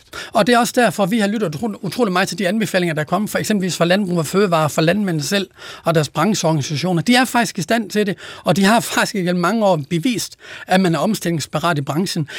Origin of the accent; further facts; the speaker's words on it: Denmark; Jylland, hvor jeg kommer fra